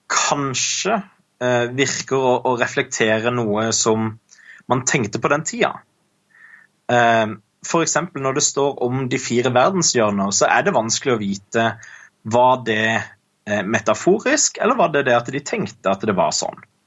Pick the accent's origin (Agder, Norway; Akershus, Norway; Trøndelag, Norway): Agder, Norway; Kristiansand; jeg er fra Kristiansand